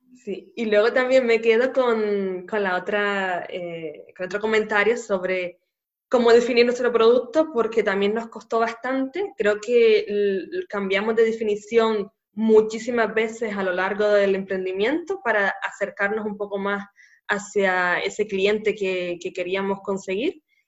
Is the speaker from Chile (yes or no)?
no; Canary Islands, Spain; nacida en Canarias